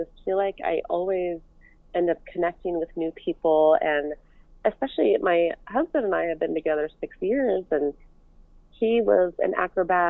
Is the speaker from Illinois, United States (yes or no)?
no; San Francisco, California, United States; also born or lived in Los Angeles / Las Vegas; I grew up in San Francisco in the Bay Area.